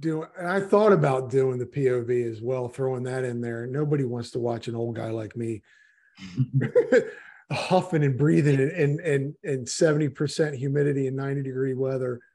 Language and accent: English; Miami, Florida, United States; I'm from Miami